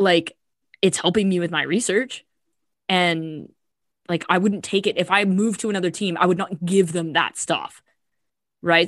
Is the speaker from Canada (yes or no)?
yes; Canada; moved away as an adult; I'm Canadian